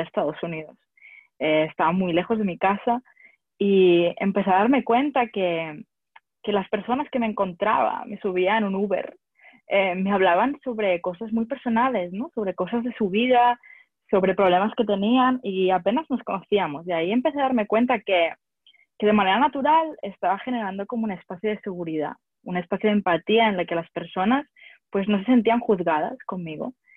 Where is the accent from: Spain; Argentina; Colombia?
Spain; Barcelona, Catalonia; moved away as an adult; also born or lived in France / London / United States; soy de, soy de Barcelona y he dado muchas vueltas por el mundo